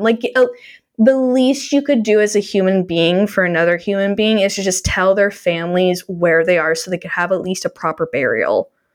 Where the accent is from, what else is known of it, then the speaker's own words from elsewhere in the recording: Canada; I'm Canadian